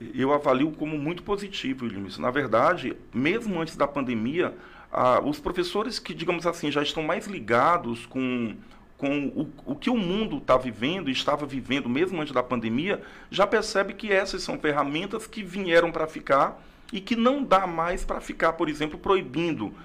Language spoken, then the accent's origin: Portuguese; Rio Branco, Acre, Brazil; also born or lived in Tarauacá, Acre; nasci em Tarauacá no ano de 1975. Mas com dois anos vim para Rio Branco com meus pais, com minha família e estou aqui